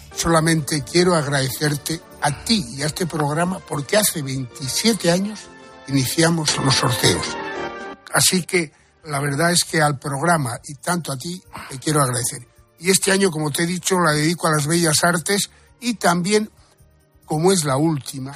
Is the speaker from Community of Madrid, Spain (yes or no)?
no; Puebla de Sancho Pérez, Extremadura, Spain; a Puebla de Sancho Pérez, a mi pueblo